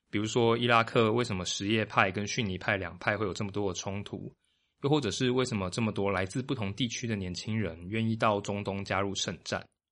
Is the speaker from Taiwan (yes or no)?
yes; Taiwan; 但是跟我同年龄层并长期生长在台湾的大家，可能比较陌生。毕竟到了我们这一代，台湾对于本省、外省、客家、闽南的分界已经不太在意了。